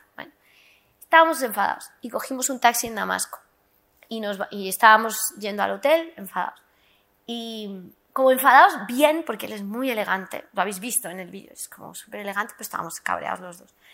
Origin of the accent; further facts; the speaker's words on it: South Lebanon, Lebanon; yo soy del sur del Líbano, de la frontera con Palestina.